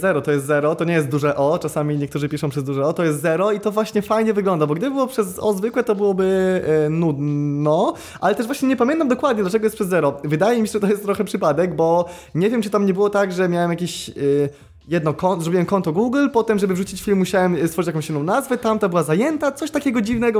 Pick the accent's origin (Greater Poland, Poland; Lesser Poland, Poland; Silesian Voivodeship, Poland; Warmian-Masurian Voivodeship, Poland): Warmian-Masurian Voivodeship, Poland; Ostróda; also born or lived in Olsztyn; generalnie wychowywałem się w Ostrudzie